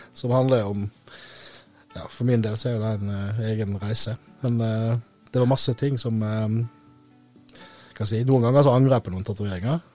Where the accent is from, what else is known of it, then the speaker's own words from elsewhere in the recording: Øystese, Vestland, Norway; also born or lived in Vestfold coast; now in Vestfold, Norway; jeg er fra Øystese i Hardanger